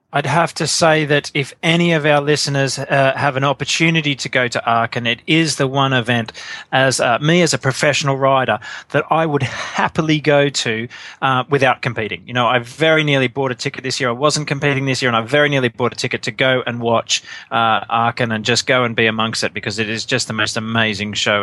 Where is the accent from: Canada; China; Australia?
Australia; I'm Australian